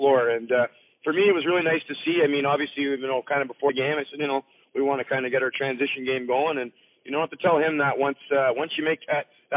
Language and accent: English; Orangeville, Ontario, Canada; growing up in Orangeville